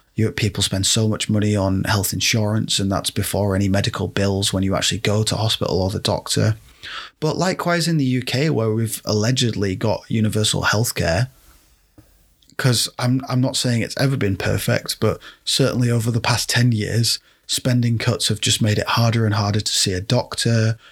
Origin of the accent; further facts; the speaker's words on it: United Kingdom; I'm speaking as a British person